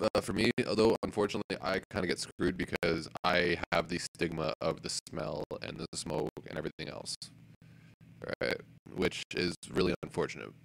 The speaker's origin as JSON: {"language": "English", "town": "Elmwood", "region": "Ontario", "country": "Canada", "tie": "born or raised there", "said": "I grew up in Elmwood."}